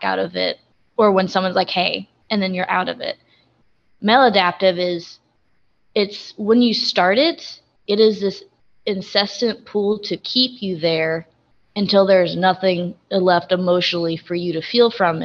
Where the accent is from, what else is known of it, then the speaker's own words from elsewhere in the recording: West Frankfort, Illinois, United States; I am 19 years old, and I am from West Frankfort, Illinois